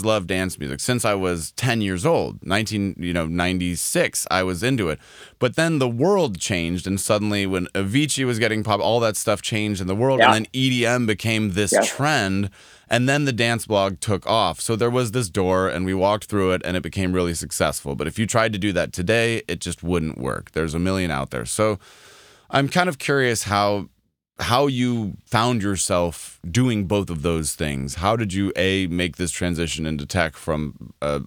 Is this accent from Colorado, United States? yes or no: yes; Denver, Colorado, United States; I'm a quarter Italian by genetics, I grew up in Denver, Colorado, about as far from an ocean as a human can possibly be